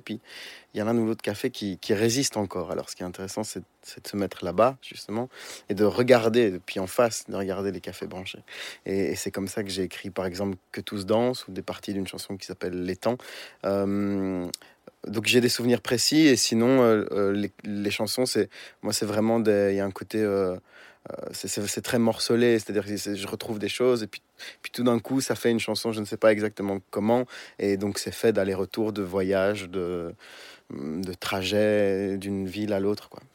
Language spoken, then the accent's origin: French; Brussels, Brussels-Capital Region, Belgium; c'est ma ville natale.